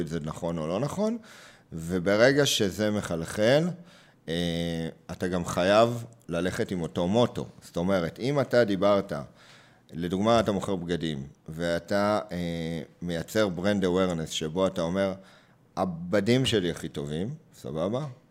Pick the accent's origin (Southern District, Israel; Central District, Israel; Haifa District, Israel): Central District, Israel; Hod HaSharon; also born or lived in Beersheba; אם גדלתי בהוד השרון, אחרי שההורים עברו אה, מבאר שבע לשם